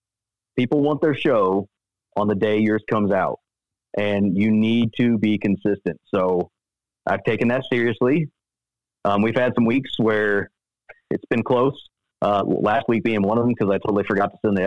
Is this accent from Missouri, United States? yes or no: yes; Missouri, United States; So I grew up, I'm born and raised in Missouri.